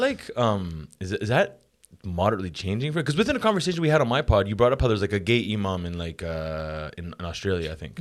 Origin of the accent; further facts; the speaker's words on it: Montreal, Quebec, Canada; I grew up in Montreal